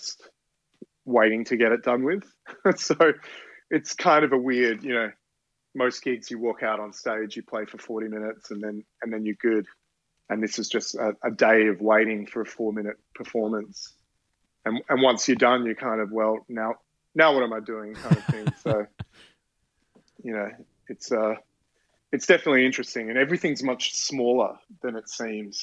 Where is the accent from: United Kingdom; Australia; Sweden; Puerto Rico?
Australia; now in New York, United States; being Australian